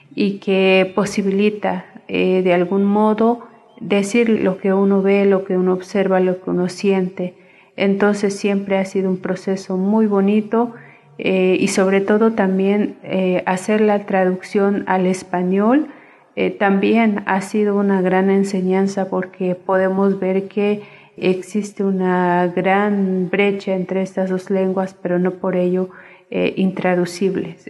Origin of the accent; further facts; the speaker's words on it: Las Margaritas, Chiapas, Mexico; first language Tojolabal; Spanish is a second language; del Ejido Veracruz, municipio de Las Margaritas, Chiapas.